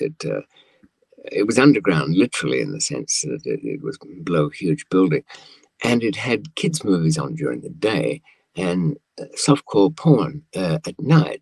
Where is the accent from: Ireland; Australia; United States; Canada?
Australia; accent: old fashioned Australian, somewhat English; moved away; also born or lived in London, United Kingdom; I grew up in Australia for, I suppose, about 15 years